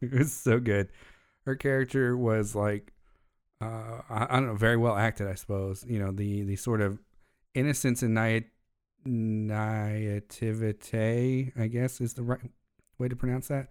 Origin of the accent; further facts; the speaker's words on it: United States; As an American